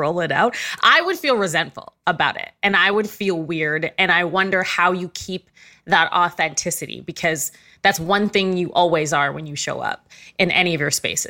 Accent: Ghana; I'm West African too. I'm Ghanaian.

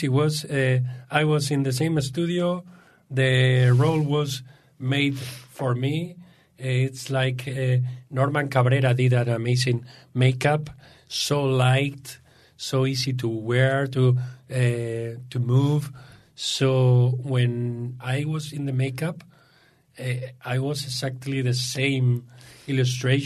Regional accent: Spain; English is a second language; moved away; I'm from Spain

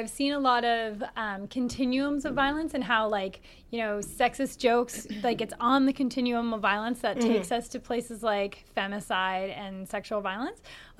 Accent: Canada; We're so Canadian.

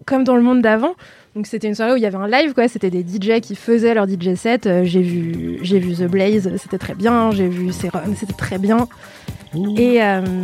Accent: Lyon, Auvergne-Rhône-Alpes, France; je suis lyonnaise, on dit Ron

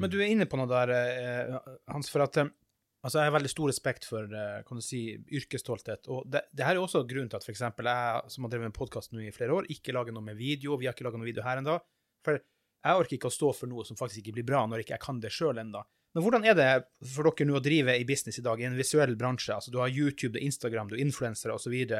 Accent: Finland; now in Norway; Jeg er finsk, eh, eller mest finsk, da.

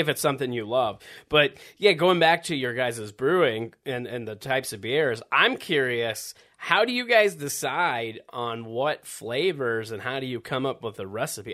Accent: Midwest, United States; I grew up in the Midwest

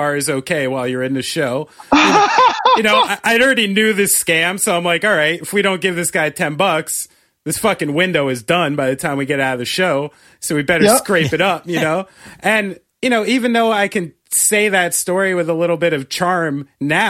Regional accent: New Jersey, United States; also born or lived in New Brunswick, New Jersey; I'm from Central Jersey

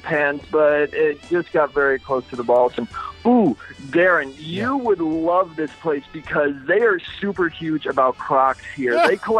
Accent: United States; I'm from America

